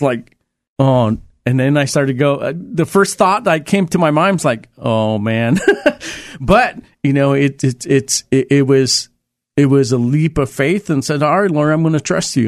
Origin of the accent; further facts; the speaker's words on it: Los Angeles, California, United States; moved away as an adult; also born or lived in El Salvador; now in Oregon, United States; I grew up in East L A and, um, South Central L A around those areas.